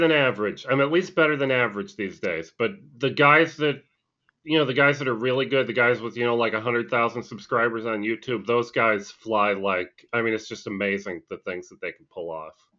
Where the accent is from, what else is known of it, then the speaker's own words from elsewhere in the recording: Scranton, Pennsylvania, United States; where I grew up, It was, uh, you, you guys may have even heard of the town. It was up in, uh, Scranton, Pennsylvania